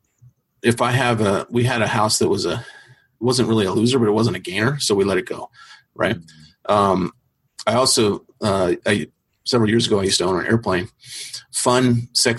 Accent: Topeka, Kansas, United States; moved away; also born or lived in Arizona; I was born in Topeka, Kansas

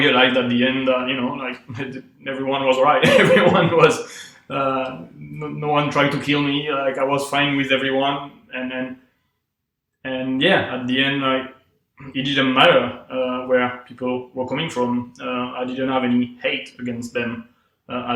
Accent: south of France, France; moved away; I come from, like, the south of France, in a small town, like 1,500 people ish.

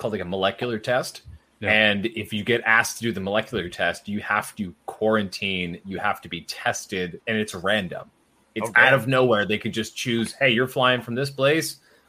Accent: Ontario, Canada; I, as a Canadian, fully vaxxed and everything, cannot cross the border that is 10 minutes from my house.

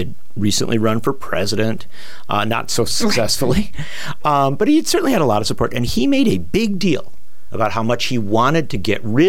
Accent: Wisconsin, United States; She's now the state treasurer of my home state of Wisconsin

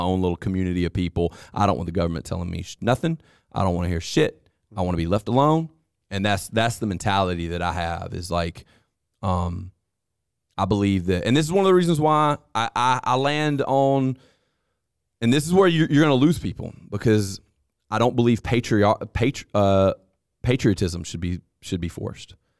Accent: United States; as an American

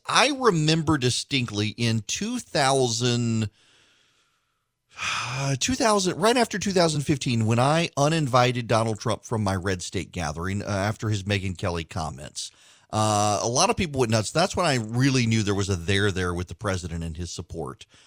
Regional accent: Dubai, United Arab Emirates; moved away; when I grew up in Dubai

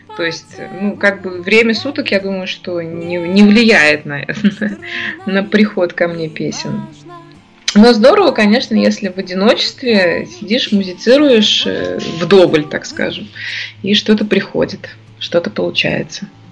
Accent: Ufa, Bashkortostan, Russia; born or raised there

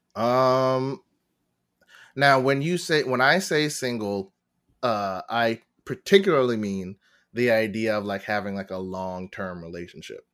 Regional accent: Long Island, New York, United States; born and raised in Long Island in New York

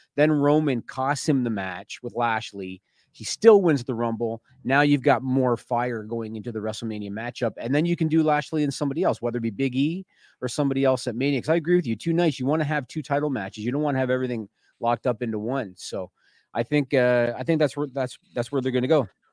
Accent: Canada; I'm Canadian

